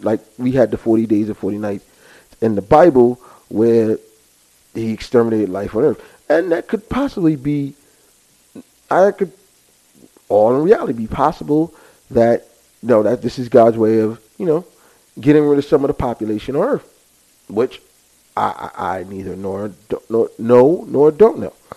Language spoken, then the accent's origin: English; United States; us as American people